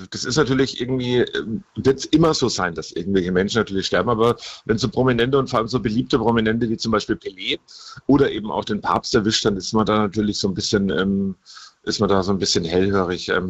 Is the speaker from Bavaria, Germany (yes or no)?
yes; Bavaria, Germany; Also von daher, ähm, bei uns in Bayern, da sind wir schon voraus.